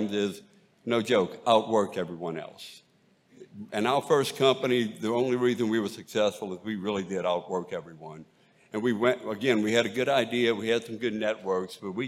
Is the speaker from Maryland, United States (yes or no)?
no; Bayou Lafourche, Cajun country, Louisiana, United States; accent: Cajun; I am from Cajun country and grew up on Bayou Lafourche